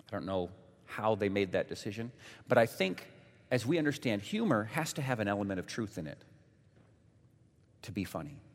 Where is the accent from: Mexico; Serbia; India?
Mexico; born there; Many of you know that my parents were missionaries when I was born. So it means I was born in Mexico.